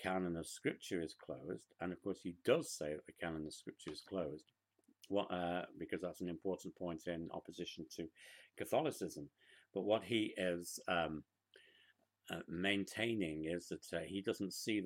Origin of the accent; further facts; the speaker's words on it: United Kingdom; now in United States; Back in the United Kingdom